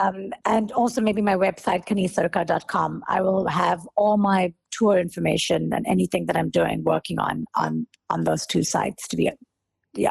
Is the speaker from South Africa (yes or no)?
yes; South Africa; moved away as an adult; now in India; I was born and brought up in South Africa, and then I moved to India in 2005.